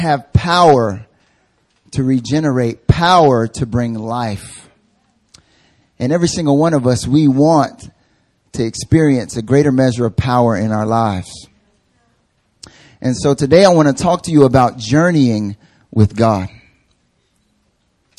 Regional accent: North Carolina, United States; now in South Korea; I'm from North Carolina originally

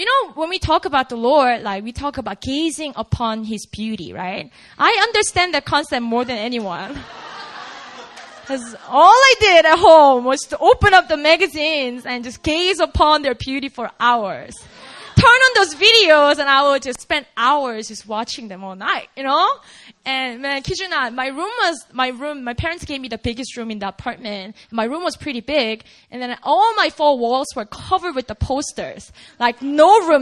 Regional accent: South Korea; now in United States; I grew up in Korea

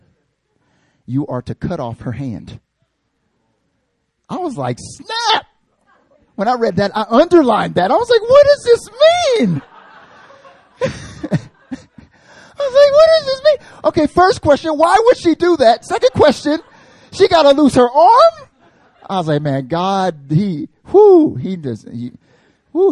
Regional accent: North Carolina, United States; I'm from North Carolina

